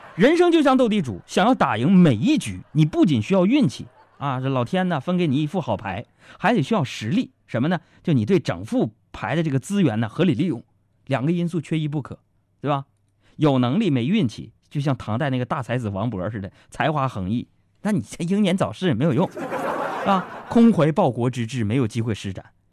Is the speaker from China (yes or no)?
yes; Northeast China, China; 用我们东北话叫